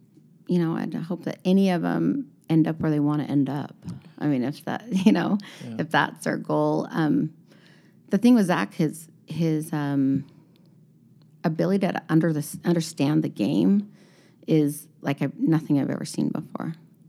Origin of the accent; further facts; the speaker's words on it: Utah, United States; But when we, you know, we came from Utah has a pretty good scene going on.